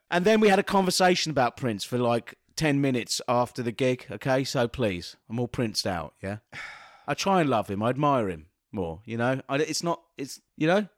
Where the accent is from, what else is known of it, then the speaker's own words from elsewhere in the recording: London, United Kingdom; being a Londoner